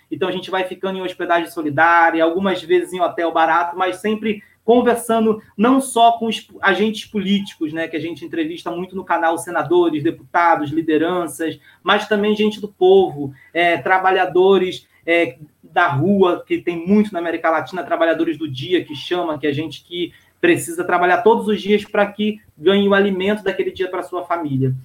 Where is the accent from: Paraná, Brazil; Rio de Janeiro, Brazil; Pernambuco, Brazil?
Rio de Janeiro, Brazil; Baixada Fluminense; Eu sou da Baixada Fluminense